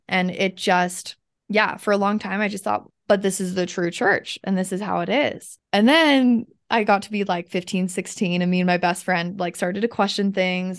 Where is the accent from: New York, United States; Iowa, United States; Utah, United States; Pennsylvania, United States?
Utah, United States; Kaysville; born or raised there; also born or lived in Salt Lake City, Utah